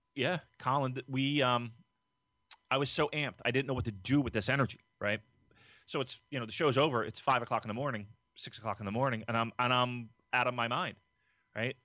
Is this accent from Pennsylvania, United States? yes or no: yes; Philadelphia, Pennsylvania, United States; we're from Philadelphia